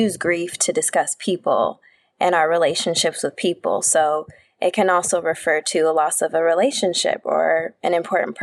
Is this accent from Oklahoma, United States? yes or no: no; Southern California, United States; I'm born and raised in Southern California.